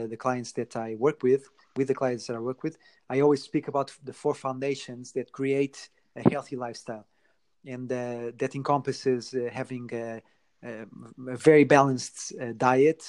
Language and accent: English; Portugal; moved away; I'm originally from Portugal